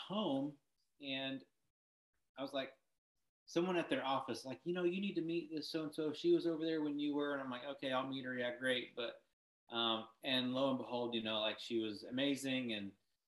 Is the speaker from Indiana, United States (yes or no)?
no; Decatur, Illinois, United States; I grew up in Decatur, Illinois